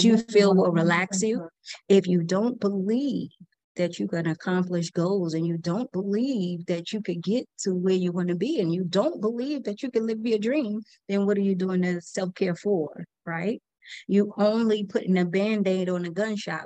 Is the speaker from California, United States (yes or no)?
no; New York City, New York, United States; now in Atlanta, United States; I was born and raised in New York City, the best city in the world